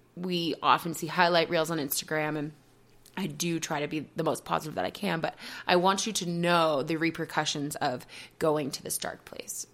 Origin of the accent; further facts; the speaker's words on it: Marshfield, Massachusetts, United States; moved away as an adult; also born or lived in Boston; now in Colorado, United States; We left in September from my hometown of Marshfield